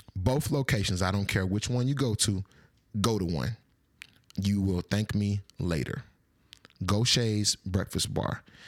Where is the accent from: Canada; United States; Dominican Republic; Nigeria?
United States; Atlanta, Georgia; I'm from Atlanta